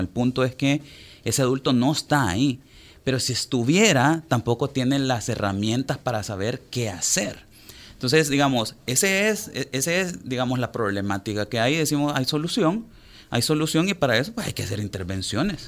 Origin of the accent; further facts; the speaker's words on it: El Salvador; somos 6.3 millones de personas viviendo en El Salvador